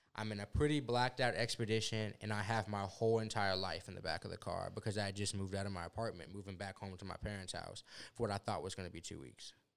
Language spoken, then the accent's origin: English; Houston, Texas, United States; also born or lived in Lubbock, Texas; It's a nine-hour drive about to South Houston from Lubbock